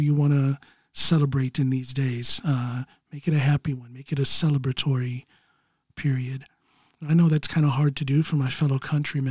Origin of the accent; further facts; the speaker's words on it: United States; moved away as an adult; now in Norway; I'm living here in Norway, but I'm still an American at heart.